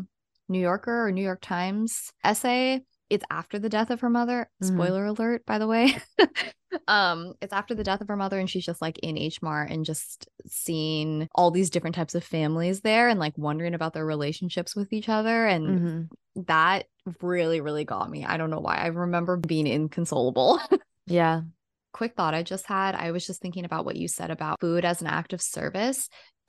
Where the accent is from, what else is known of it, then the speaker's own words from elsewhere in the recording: Philippines; Sometimes I feel really disconnected and really out of touch with being Filipino, or I feel like not Filipino enough because I don't speak Tagalog.